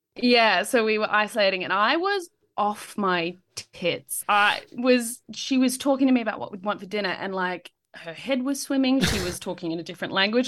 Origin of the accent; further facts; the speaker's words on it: Blue Mountains, New South Wales, Australia; I grew up in the Blue Mountains